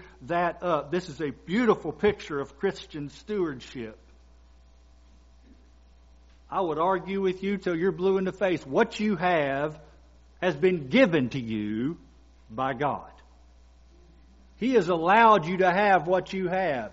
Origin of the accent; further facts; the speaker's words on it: Kentucky, United States; moved away; I'm from Kentucky